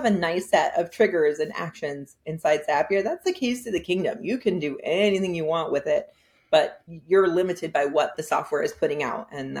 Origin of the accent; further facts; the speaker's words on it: San Francisco, California, United States; now in Hudson Valley, United States; I am originally from San Francisco, but I live in Hudson Valley now